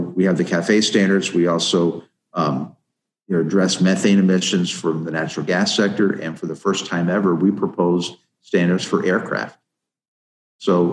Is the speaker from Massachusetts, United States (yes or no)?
no; Ohio, United States; my home state of Ohio, my home county